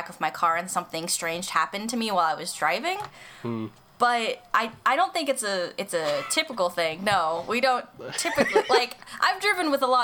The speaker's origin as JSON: {"language": "English", "country": "United States", "said": "we're just American."}